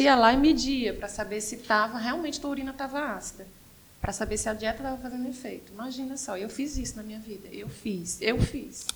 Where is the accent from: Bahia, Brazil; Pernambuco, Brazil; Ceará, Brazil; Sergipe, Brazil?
Sergipe, Brazil; moved away as an adult; also born or lived in São Paulo; now in Fortaleza, Brazil; Sou sergipana, uhum. cresci e fui morar em São Paulo, morei 14 anos em São Paulo. Vim, por contingências da vida, morar aqui em 2011. Quando eu vim morar aqui, em Fortaleza